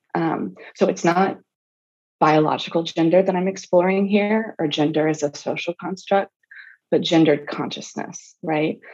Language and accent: English; the South, United States; I grew up in the South